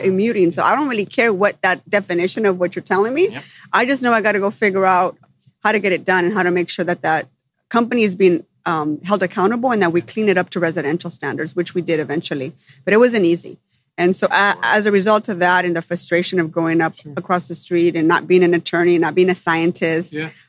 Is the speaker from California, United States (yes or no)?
yes; Los Angeles, California, United States; also born or lived in Sun Valley, Los Angeles; I grew up in the San Fernando Valley